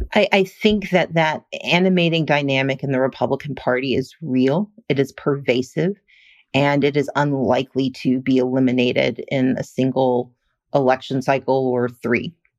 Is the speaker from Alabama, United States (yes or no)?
no; Mississippi, United States; moved away; I grew up working poor in Mississippi